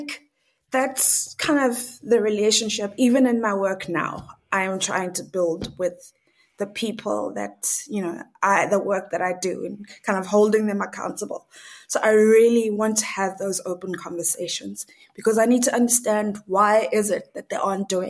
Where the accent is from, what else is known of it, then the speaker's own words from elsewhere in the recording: South Africa; moved away as an adult; now in Norway; I'm a South African, but I've been living in Norway for the last 2 years